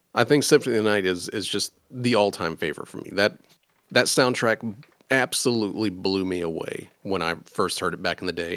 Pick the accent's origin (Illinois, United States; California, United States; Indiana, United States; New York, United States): Indiana, United States; I am from Indiana